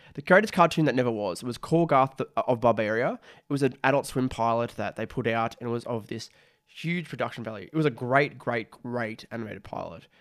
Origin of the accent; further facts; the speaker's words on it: Australia; I'm an Australian, who's making content